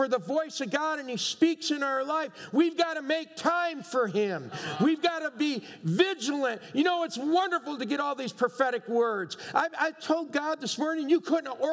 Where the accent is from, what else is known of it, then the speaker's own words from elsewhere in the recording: New York, United States; I'm from New York. We're noisy people